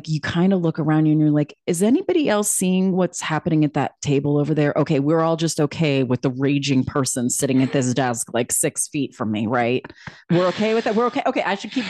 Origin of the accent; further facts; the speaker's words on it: New York City, New York, United States; I came from New York City where I'm like, listen, our people in New York City might be jacked up, but like, you know what you're dealing with.